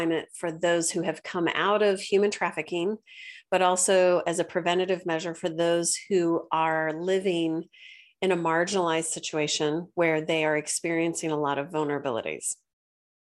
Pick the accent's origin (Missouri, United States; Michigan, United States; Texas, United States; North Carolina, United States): Missouri, United States; St. Louis; also born or lived in China; I'm from St. Louis originally.